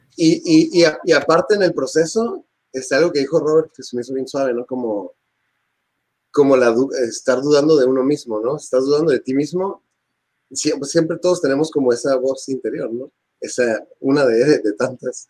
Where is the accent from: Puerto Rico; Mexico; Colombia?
Mexico; Tijuana, Baja California; somos guitarristas rockeros de Tijuana